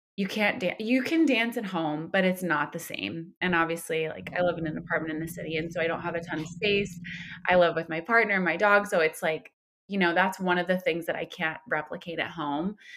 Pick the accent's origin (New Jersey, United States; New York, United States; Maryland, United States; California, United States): New York, United States; Somers; moved away as an adult; now in Los Angeles, United States; I'm from Westchester County. I'm from a town called Somers that no one has heard of.